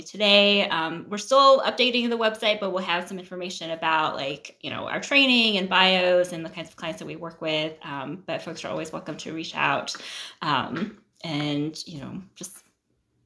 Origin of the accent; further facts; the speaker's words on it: Ohio, United States; I grew up in Ohio, where I was like one of, or like just a handful of Asian kids.